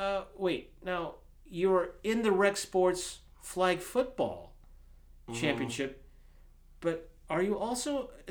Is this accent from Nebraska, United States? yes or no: yes; Nebraska, United States; I'm from Nebraska. We consider ourselves part of the North.